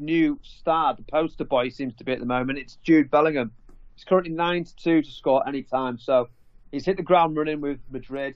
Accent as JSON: {"language": "English", "region": "England", "country": "United Kingdom", "said": "we as the English punters"}